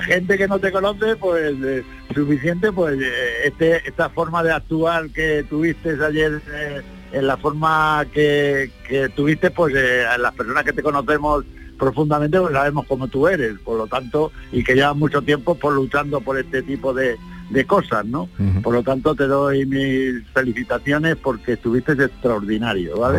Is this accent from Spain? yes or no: yes; Andalusia, Spain; me enorgullece a mí como andaluz